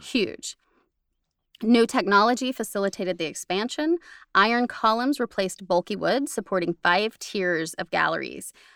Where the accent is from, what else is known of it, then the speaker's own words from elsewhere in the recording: United States; I'm American